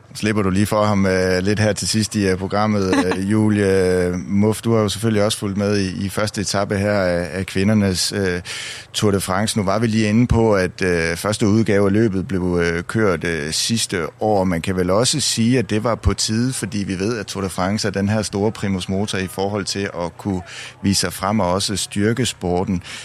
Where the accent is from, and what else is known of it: Denmark